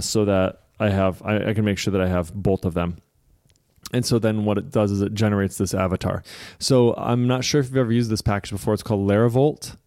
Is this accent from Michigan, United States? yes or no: yes; Michigan, United States; I'm from Michigan